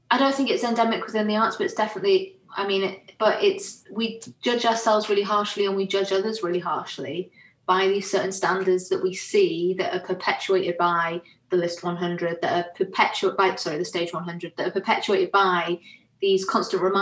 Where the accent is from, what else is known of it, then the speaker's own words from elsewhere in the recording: Carlisle, North West England, United Kingdom; accent: northern; And my accent, because I grew up just south Carlisle, I was actually quite close to where you are now, Emma.